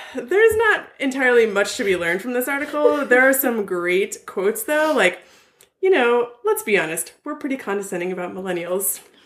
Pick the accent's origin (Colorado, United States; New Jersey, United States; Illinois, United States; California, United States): California, United States; Ventura County; my hometown newspaper, the VC oh. Star